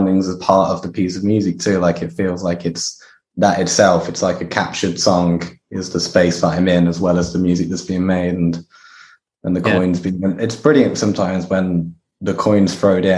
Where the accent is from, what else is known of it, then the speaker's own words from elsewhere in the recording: Kidderminster, West Midlands, United Kingdom; Kidderminster, which is my hometown